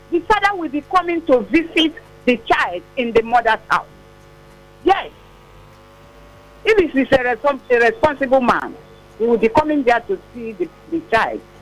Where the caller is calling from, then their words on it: Satellite Town, Lagos, Nigeria; Like from satellite town.